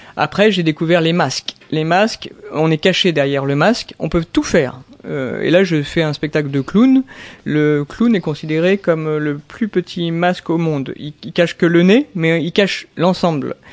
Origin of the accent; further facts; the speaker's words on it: Fontainebleau, Île-de-France, France; also born or lived in Melun / Pointe-Noire, Congo; j'ai grandi à, Fontainebleau, Melun mhm. et aussi à Pointe-Noire ah. en, Afrique, au Congo.